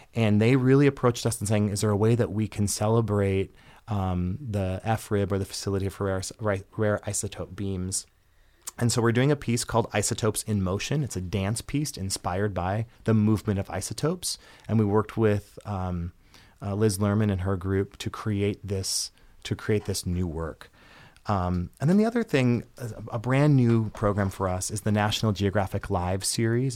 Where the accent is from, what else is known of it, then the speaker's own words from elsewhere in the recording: Minnesota, United States; moved away as an adult; now in Michigan, United States; my home state is Minnesota